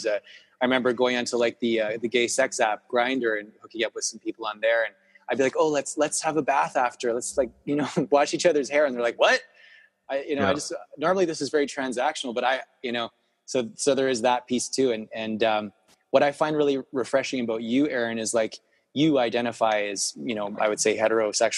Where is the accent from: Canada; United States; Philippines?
Canada; West Vancouver, British Columbia; I grew up in West Van, which is very similar